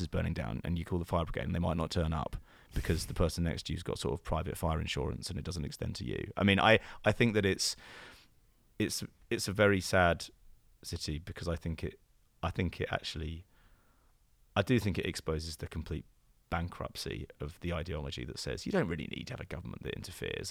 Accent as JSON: {"language": "English", "country": "United Kingdom", "accent": "British", "said": "I have a very British intonation, I think, and I mean also the other thing I I could just I can't do an American accent."}